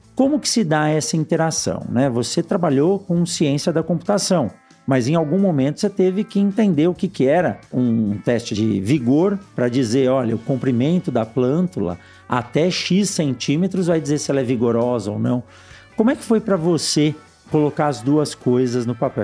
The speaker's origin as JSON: {"language": "Portuguese", "region": "São Paulo", "country": "Brazil", "tie": "born or raised there", "said": "Eu que nasci em São Paulo"}